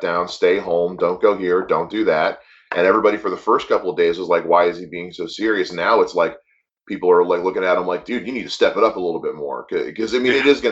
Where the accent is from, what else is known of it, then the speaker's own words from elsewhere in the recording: the South, United States; now in Midwest, United States; I'm from the Bible Belt, man. I'm from the South, where it's all, you know, God, guns, and glory